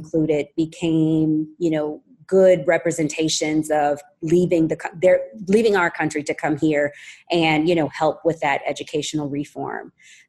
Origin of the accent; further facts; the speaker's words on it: United States; accent: American; moved away as an adult; also born or lived in Morocco; now in United Arab Emirates; I'm from America